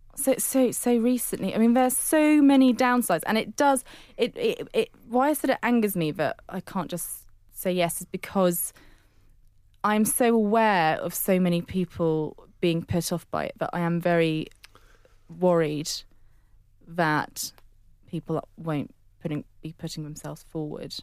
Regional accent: Netherlands; now in London, United Kingdom; I, I grew up in Holland for a large chunk, but I was born in London and that's where I spent my first six years

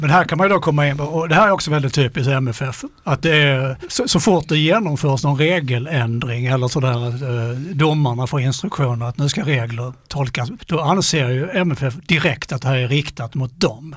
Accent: Skåne, Sweden; som skåning kan jag ju säga

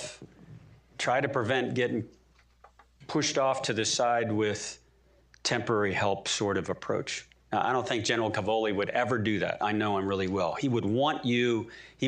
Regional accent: Maryland, United States; we're both Marylanders

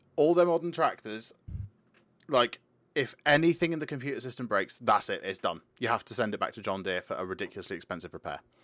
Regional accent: United Kingdom; we're British

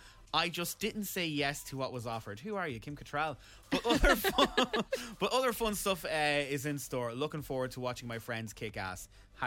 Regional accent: Ireland; when we leave Ireland

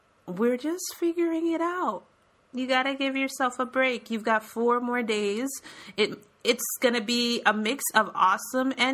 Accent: Florida, United States; I'm from Florida

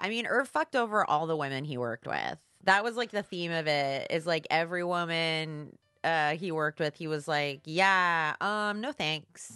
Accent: New Jersey, United States; moved away as an adult; also born or lived in Chicago; now in Los Angeles, United States; I grew up in New Jersey. I was there till I was eighteen.

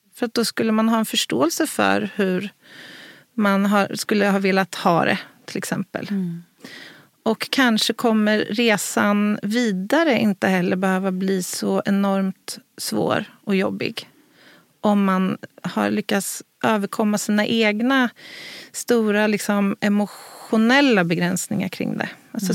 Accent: Örebro, Örebro County, Sweden; här i, i Örebro, i min hemstad

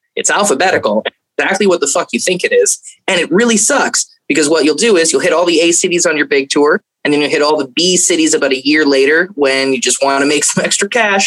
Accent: Fort Lauderdale, Florida, United States; also born or lived in King City, Ontario, Canada; I grew up in Fort Lauderdale, Florida.

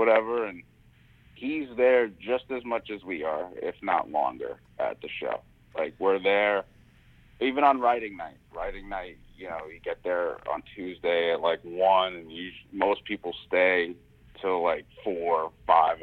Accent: New York City, New York, United States; growing up in Staten Island

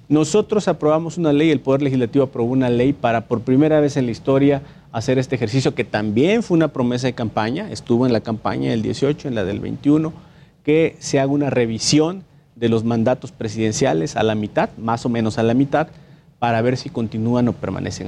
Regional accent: Minatitlán, Veracruz, Mexico; allá en Veracruz, de donde yo soy originario, soy de Minatitlán, Veracruz

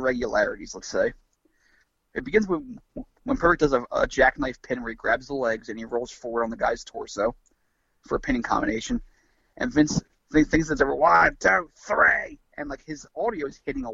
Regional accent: United States; As an American

